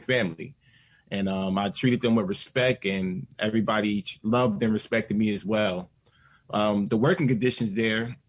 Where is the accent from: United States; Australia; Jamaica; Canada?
United States; New Jersey; I'm from New Jersey. I worked in New York at Staten Island, but yeah, 10 minutes away my whole entire life, born and raised in New Jersey